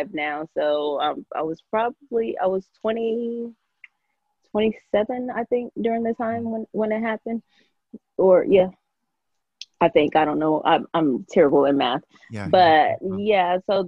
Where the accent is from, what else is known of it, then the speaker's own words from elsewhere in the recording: Georgia, United States; also born or lived in Nigeria; I came here when I was seven or eight years old. And I pretty much grew up a Georgia girl